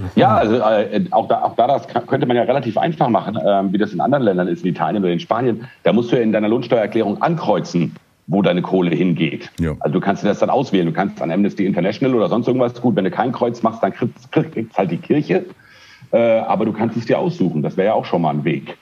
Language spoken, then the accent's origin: German; Frankfurt, Hesse, Germany; born or raised there; moved away as an adult; also born or lived in Düsseldorf / Milan; now in Spain